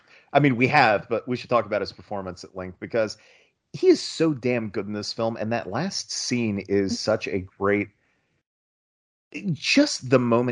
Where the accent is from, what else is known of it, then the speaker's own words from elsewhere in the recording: Southern Ohio, United States; I am from Southern Ohio. I'm a stone's throw away from this town called Ironton